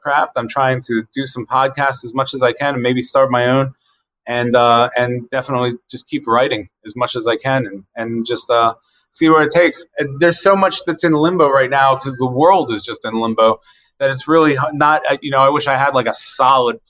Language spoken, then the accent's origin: English; Carroll County, Maryland, United States; I grew up in Carroll County